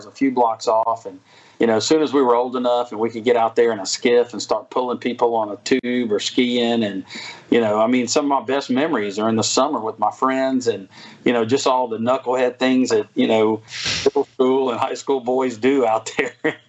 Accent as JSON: {"language": "English", "town": "Biloxi", "region": "Mississippi", "country": "United States", "tie": "born or raised there", "said": "being a kid that grew up just a few blocks off the south side of the bay, kind of near where the IP casino is. That's where I was born and raised."}